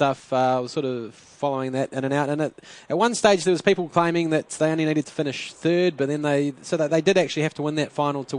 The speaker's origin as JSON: {"language": "English", "country": "New Zealand", "said": "being a New Zealander"}